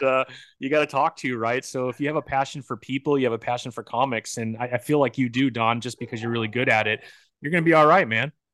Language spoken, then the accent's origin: English; San Bernardino, California, United States; I grew up in San Bernardino, which uh-huh. is kind